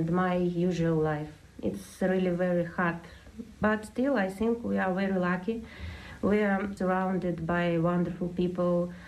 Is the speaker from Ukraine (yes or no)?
yes; Ukraine; now in Tipperary, Ireland; I'm from Ukraine